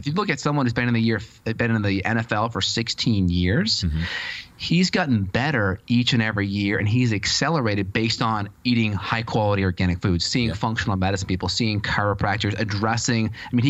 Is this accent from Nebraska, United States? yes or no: no; North Andover, Massachusetts, United States; I'm from Andover, North Andover area in Boston.